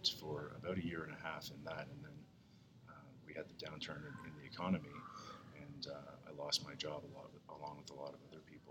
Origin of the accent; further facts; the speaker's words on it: Eastern Canada, Canada; moved away as an adult; also born or lived in Edmonton, Alberta / Fredericton, New Brunswick / Toronto; I was born in Edmonton, but I didn't grow up in Alberta. I grew up in Eastern Canada.